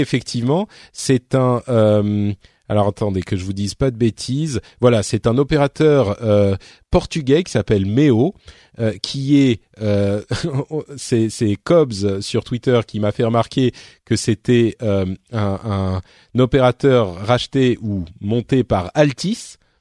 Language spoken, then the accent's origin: French; Paris, Île-de-France, France; je suis parisien